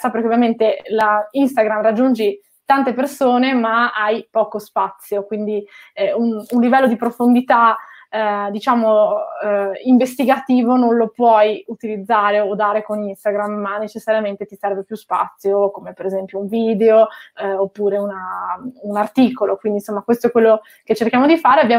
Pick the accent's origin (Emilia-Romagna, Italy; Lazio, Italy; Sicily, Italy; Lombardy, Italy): Lombardy, Italy; Milan; born there; also born or lived in Genoa; Io sono nata a Milano, ma ho vissuto più di 13 anni a Genova e mi sono candidata lì con una lista civica